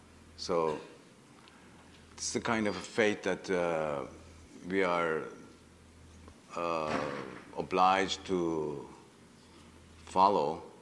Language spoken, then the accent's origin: English; Iran; English is a second language; don't forget that I come from Iran all the way, you know, up to here.